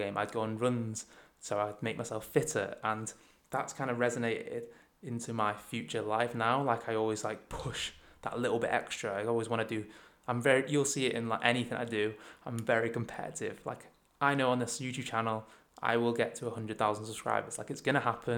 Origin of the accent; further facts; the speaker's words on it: Chester, North West England, United Kingdom; I'm from Chester, which is a very small city, probably about 80,000 people, and everyone knows everyone